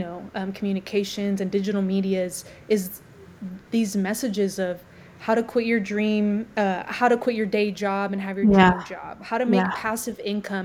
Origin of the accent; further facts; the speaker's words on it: United States; now in Louisville, United States; being an American